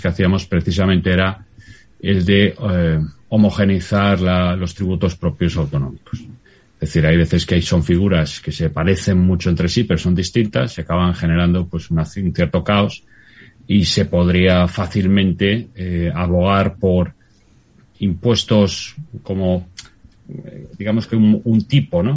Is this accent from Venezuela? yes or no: no; Galicia, Spain; yo como gallego